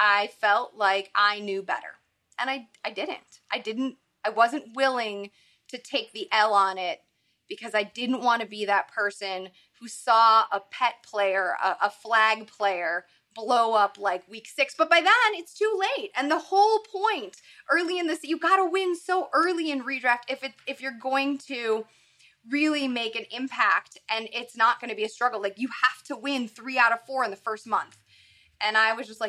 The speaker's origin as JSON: {"language": "English", "region": "Midwest", "country": "United States", "said": "I am from the Midwest."}